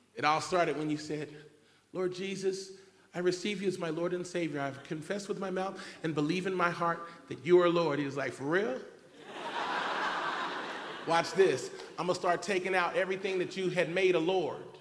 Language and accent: English; Cincinnati, Ohio, United States; the God who created me and birthed me in Cincinnati, Ohio in 1973